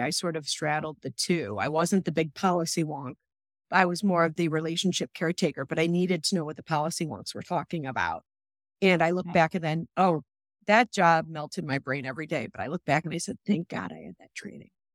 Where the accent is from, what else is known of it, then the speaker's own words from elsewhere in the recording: Chicago, Illinois, United States; moved away as an adult; now in Ohio, United States; I was born and bred in Chicago